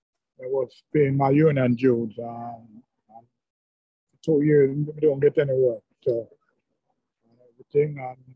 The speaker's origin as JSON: {"language": "English", "country": "Jamaica", "moved": "as an adult", "said": "Yeah, I'm from Jamaica."}